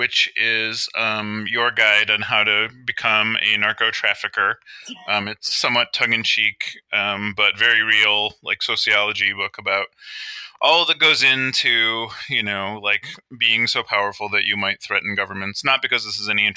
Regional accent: Cleveland, Ohio, United States; I grew up in Cleveland, like in the 70s

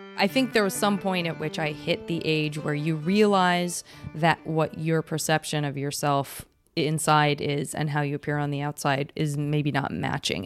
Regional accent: San Francisco, California, United States; I was from San Francisco

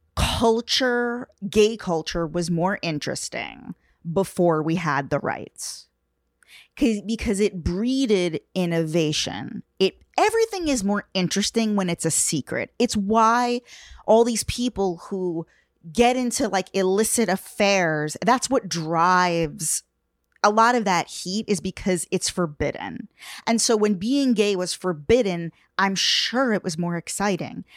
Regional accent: Long Island, New York, United States; I'm from New York. Like, I actually grew up on Long Island

